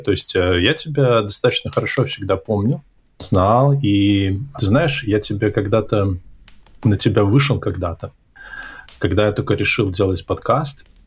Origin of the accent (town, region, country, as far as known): Hantsavichy, Brest Region, Belarus; born or raised there; moved away